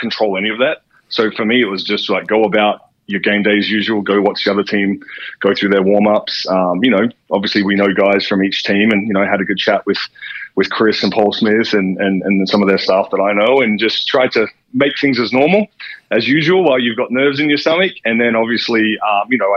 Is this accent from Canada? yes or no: no; Perth, Western Australia, Australia; also born or lived in Philadelphia; I grew up in Perth as a Wildcats fan, as an Eagles fan.